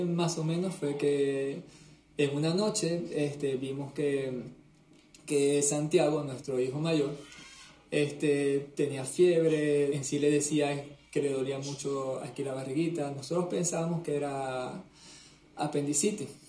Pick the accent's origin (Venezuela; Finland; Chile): Venezuela; moved away as an adult; now in Canary Islands, Spain; te hablamos desde Canarias, España. Somos venezolanos que nos vinimos para, para este país desde hace más o menos 10 años.